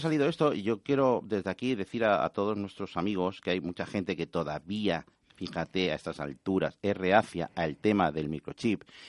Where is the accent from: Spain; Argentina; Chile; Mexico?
Spain; soy español 100%